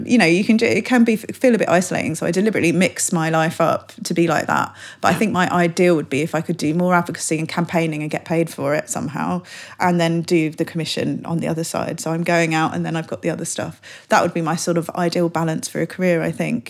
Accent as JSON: {"language": "English", "region": "London", "country": "United Kingdom", "said": "I'm a Londoner"}